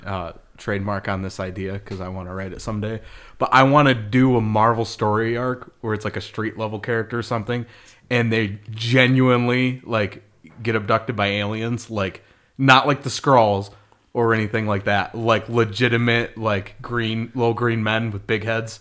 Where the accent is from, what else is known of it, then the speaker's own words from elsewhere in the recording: Michigan, United States; we're from Michigan, where people talk like